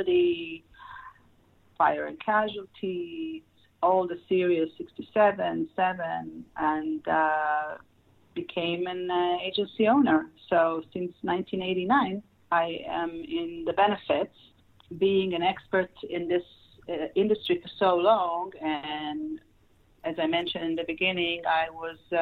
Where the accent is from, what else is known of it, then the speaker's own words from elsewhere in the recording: Israel; moved away as an adult; now in Los Angeles, United States; I moved to United States from Israel and grew up in Israel, and I am residing in Los Angeles since then